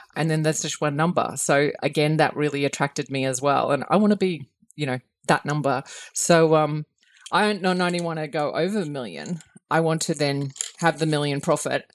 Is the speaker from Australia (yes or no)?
yes; Australia; as an Australian